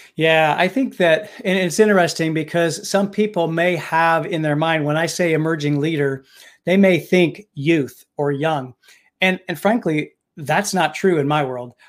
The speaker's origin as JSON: {"language": "English", "region": "Indiana", "country": "United States", "tie": "born or raised there", "moved": "yes", "lives_now": "Pittsburgh, United States", "said": "I actually was born and raised in Indiana"}